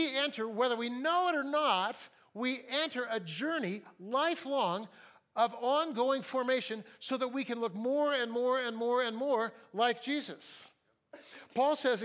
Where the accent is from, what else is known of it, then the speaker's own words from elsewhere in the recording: Fresno, California, United States; moved away as an adult; now in Seattle, United States; I grew up in Fresno. Fresno, McLean High School